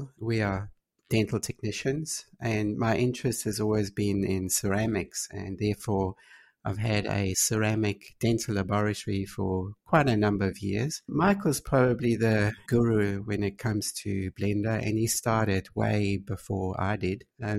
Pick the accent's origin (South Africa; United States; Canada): South Africa; moved away as an adult; I started back in South Africa and hence probably my accent. I can't quite lose that.